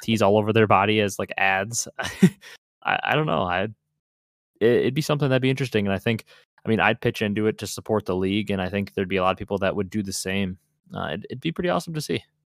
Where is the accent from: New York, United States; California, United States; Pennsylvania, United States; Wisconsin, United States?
Wisconsin, United States; I'm from Wisconsin